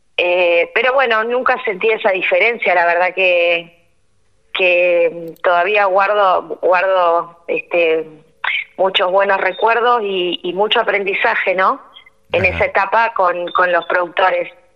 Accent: Rosario, Santa Fe, Argentina; moved away as an adult; now in Cañada Rosquín, Argentina; soy rosarina y cuando me recibí me vine a vivir acá a Cañada Rosquín

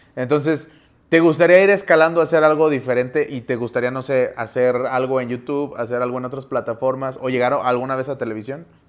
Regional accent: Mexico City, Mexico; now in Saltillo, Mexico; yo soy de Saltillo, Coahuila, bueno, soy de la Ciudad de México, pero vivimos allá

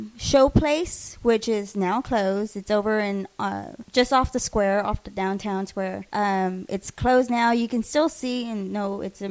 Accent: San Marcos, Texas, United States; growing up in San Marcos

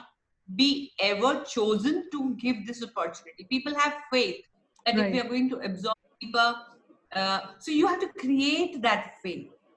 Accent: India; as an Indian, I'm a very proud Indian of my heritage, of my country.

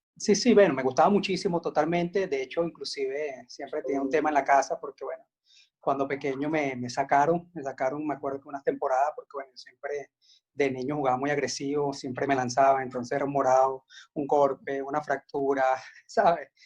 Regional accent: Caracas, Capital District, Venezuela; yo nací en Caracas

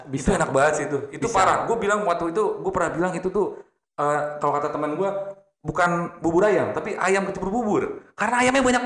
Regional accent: Bekasi, West Java, Indonesia; gue kan uh, lahir di Bekasi ya, gede-gede yeah. di Bekasi.

